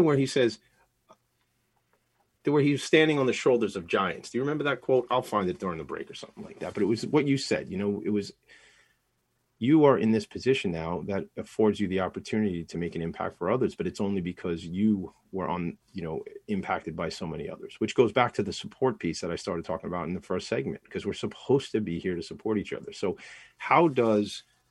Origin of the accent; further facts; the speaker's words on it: Franklin Square, New York, United States; I grew up in Franklin Square